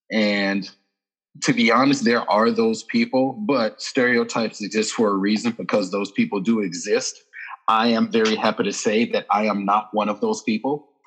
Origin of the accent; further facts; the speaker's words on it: Birmingham, Alabama, United States; I am from the States. I'm from Birmingham, Alabama, specifically.